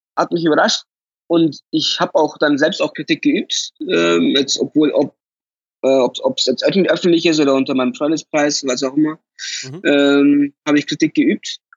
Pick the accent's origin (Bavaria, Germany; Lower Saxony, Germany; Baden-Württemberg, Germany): Bavaria, Germany; Munich; ich bin in München geboren, ich bin in München aufgewachsen, alles hier